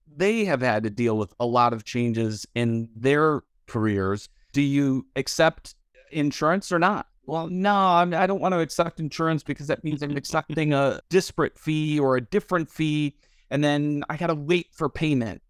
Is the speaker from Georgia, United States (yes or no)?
no; Detroit, Michigan, United States; moved away; also born or lived in Louisville; I grew up in Detroit